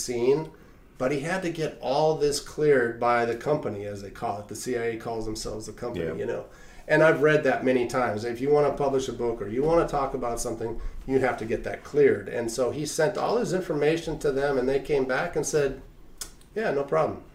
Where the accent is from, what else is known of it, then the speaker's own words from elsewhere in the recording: Reno, Nevada, United States; I grew up in Reno